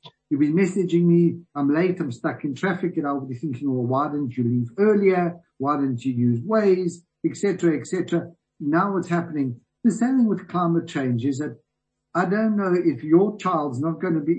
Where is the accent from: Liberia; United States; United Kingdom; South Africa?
South Africa; as a South African